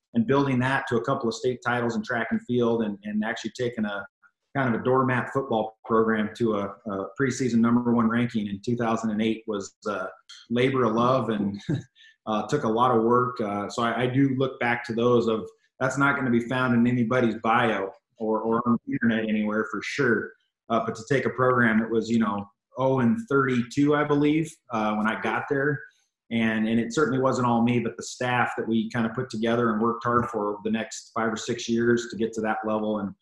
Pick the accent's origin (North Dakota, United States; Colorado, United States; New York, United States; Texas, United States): Colorado, United States; I was kind of born and raised in Colorado kid. I've lived here my whole life